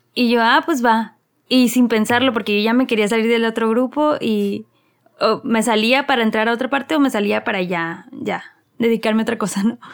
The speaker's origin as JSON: {"language": "Spanish", "town": "Mexicali", "region": "Baja California", "country": "Mexico", "tie": "born or raised there", "also_born_or_lived": "Monterrey", "moved": "yes", "said": "nací en Mexicali, Baja California, luego siempre me reclaman que ya me creo regia"}